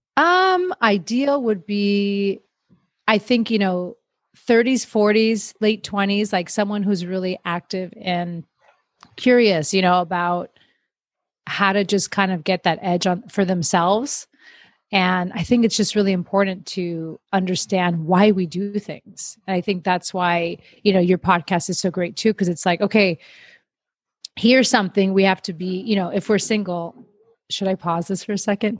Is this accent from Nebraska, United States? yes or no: no; Miami, Florida, United States; now in Los Angeles, United States; I grew up in Miami. I moved around a bunch and now I find myself in LA.